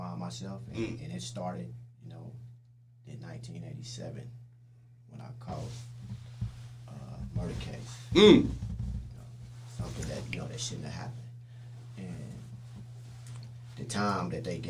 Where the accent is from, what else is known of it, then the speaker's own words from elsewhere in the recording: Richmond, California, United States; from Richmond, California